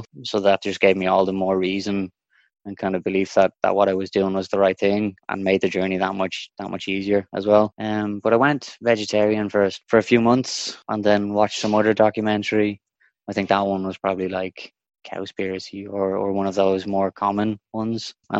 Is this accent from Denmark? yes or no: yes; Denmark; now in Dublin, Ireland; Originally, I'm from Denmark, but I've lived in Ireland for the vast majority of my life. Spent a bit of time in Spain as well. As I said, most of the time has been here in Dublin.